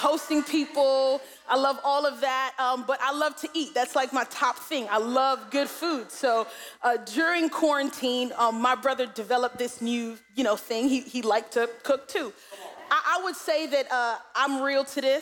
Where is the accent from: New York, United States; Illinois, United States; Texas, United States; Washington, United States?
New York, United States; New York City; we're from Brooklyn, right? That's how we talk